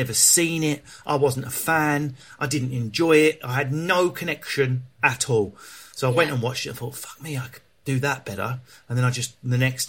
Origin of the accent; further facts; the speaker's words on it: Enfield, London, United Kingdom; also born or lived in Southend / Leigh-on-Sea; I spent a lot of my childhood in Enfield.